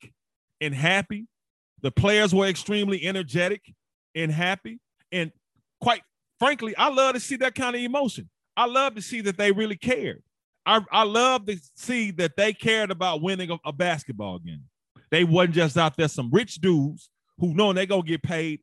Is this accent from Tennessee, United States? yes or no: yes; Memphis, Tennessee, United States; my hometown team, the Memphis Grizzlies